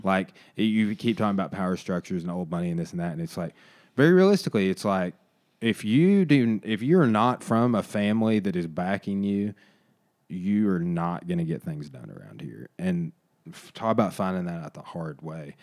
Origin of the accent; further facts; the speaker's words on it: Arkansas, United States; I literally was growing up in Arkansas